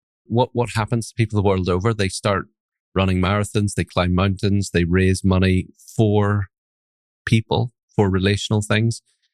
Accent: Northern Ireland, United Kingdom; accent: Northern Irish; now in Aberdeen, United Kingdom; My accent's a mixture of Northern Irish accent. I have a Northern Irish father and probably a little bit of Scottish accent thrown in there as well. I've lived in Aberdeen in the northeast of Scotland for 20 years

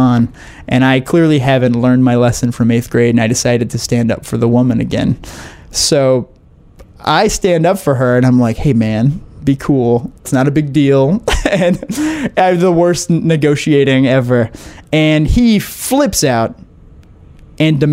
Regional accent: southern Louisiana, United States; I am from southern Louisiana, which is very rural, and I'm Cajun French. My family is super Cajun

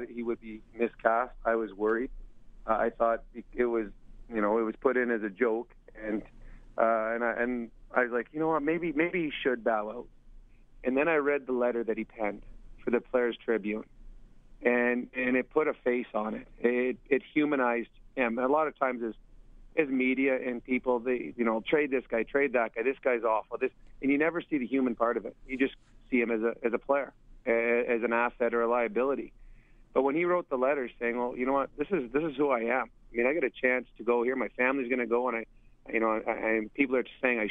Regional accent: Edmonton, Alberta, Canada; in my hometown, so I had all my family, tons of friends

